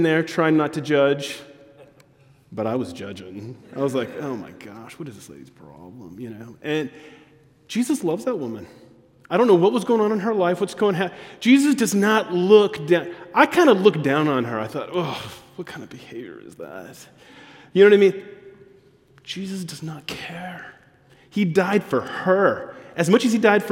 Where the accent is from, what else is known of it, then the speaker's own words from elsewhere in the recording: on the border with Mexico, Texas, United States; moved away; also born or lived in Georgia; I grew up on the border of Texas and Mexico, about 10 minutes from Mexico, in a community that was 80% Latino, Hispanic